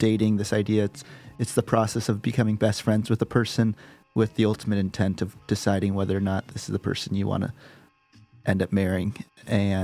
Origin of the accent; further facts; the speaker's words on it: Los Angeles, California, United States; I am from Los Angeles